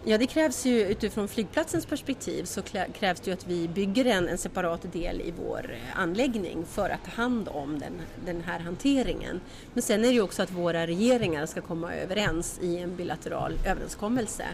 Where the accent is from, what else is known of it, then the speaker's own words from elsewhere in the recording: Norrbotten County, Sweden; Jag är själv från Norrbotten